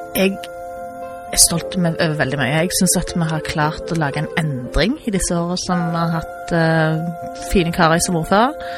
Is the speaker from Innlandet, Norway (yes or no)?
no; Stavanger, Rogaland, Norway; also born or lived in Perth, Australia / Bergen; Jeg er født og oppvokst i Stavanger.